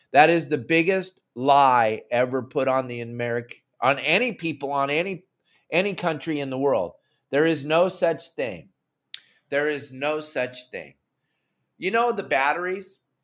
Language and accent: English; Southern California, United States; moved away; when I was a young man growing up in Southern California